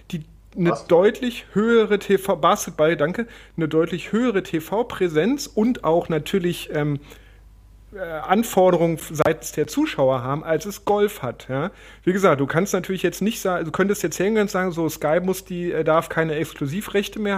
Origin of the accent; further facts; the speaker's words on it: Berlin, Germany; born there; Also ich bin in Westberlin geboren worden